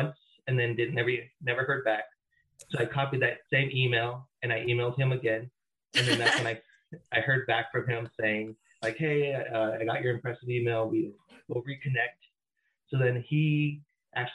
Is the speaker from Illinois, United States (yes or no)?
no; Redlands, California, United States; now in Crestline, United States; I'm originally from Redlands, which is considered the jewel of the Inland Empire.